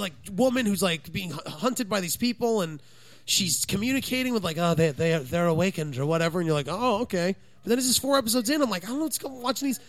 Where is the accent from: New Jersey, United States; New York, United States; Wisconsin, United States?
New Jersey, United States; I was from New Jersey.